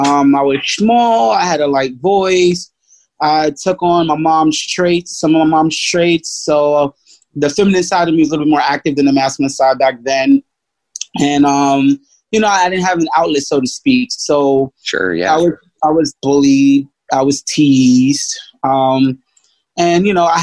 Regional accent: New York City, New York, United States; I grew up in New York, Brooklyn, to be exact

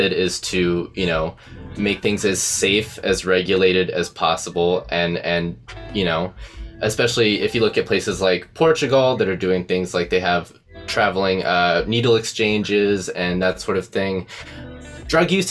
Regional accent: Ohio, United States; now in Arizona, United States; I'm an Ohio boy

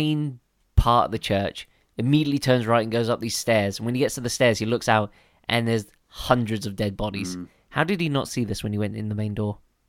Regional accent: United Kingdom; Or is that because we're Brits?

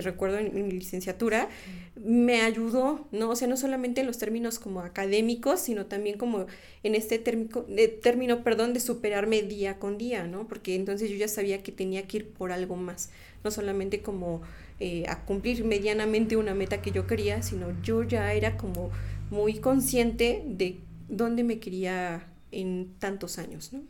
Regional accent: Mexico; nosotros como mexicanos

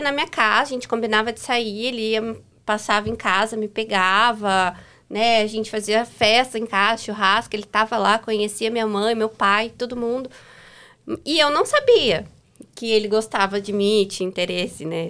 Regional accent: Figueira, Paraná, Brazil; moved away; also born or lived in Japira; Nasci em Japira e me criei em Figueira

